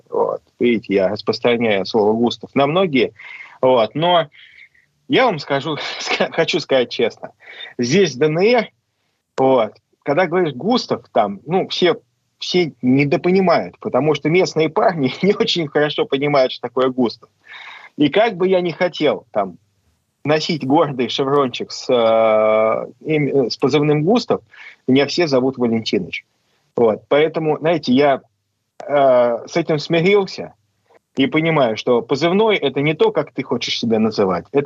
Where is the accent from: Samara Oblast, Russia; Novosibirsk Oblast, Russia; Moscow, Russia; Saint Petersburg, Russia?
Saint Petersburg, Russia; я же из Петербурга.